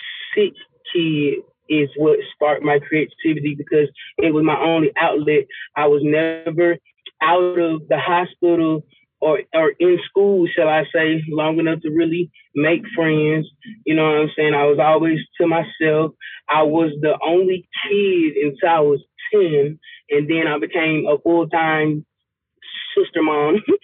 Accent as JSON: {"language": "English", "town": "Lithonia", "region": "Georgia", "country": "United States", "tie": "born or raised there", "also_born_or_lived": "Albany, Georgia", "said": "I'm from Atlanta, the east side of Atlanta, Latonia, to be exact."}